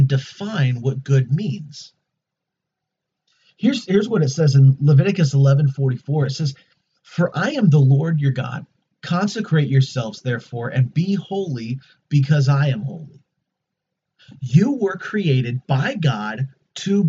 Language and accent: English; United States; As an American